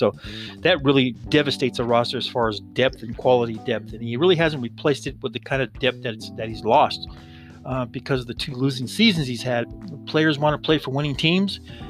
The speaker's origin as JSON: {"language": "English", "region": "California", "country": "United States", "tie": "born or raised there", "said": "my home state, from California"}